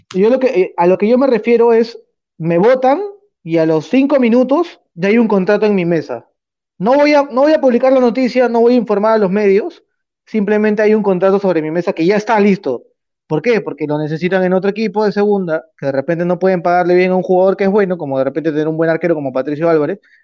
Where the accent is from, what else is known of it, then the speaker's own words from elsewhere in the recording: Peru; nosotros como peruanos